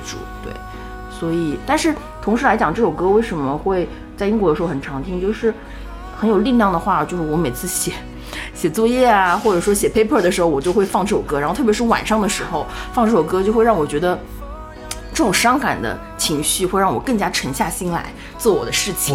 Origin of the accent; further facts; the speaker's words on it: Shanghai, China; also born or lived in United Kingdom; 我是上海人